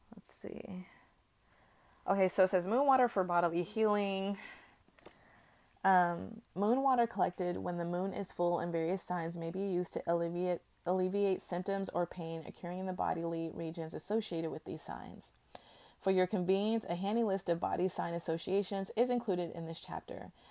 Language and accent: English; United States; as an American